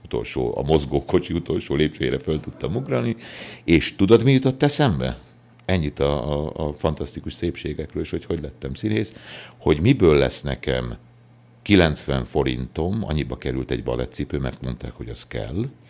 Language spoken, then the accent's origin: Hungarian; Kömlő, Heves, Hungary; also born or lived in Szolnok / Eger; Születtem falun Kömlőn, ez egy Heves megyei kis, ö, község.